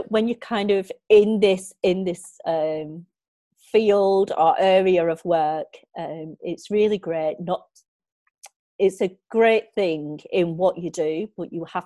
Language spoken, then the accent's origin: English; Walkden, North West England, United Kingdom; now in Bolton, United Kingdom; I grew up in Walkden, living at my grandparents every weekend